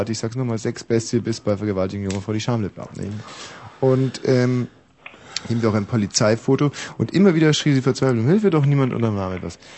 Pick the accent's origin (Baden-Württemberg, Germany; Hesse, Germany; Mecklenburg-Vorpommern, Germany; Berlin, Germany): Berlin, Germany; Ja, ich komme aus Berlin.